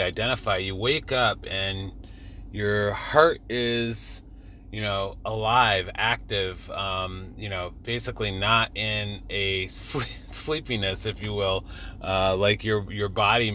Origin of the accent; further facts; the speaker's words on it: San Jose, California, United States; I was actually born and raised in the Bay Area in San Jose, California.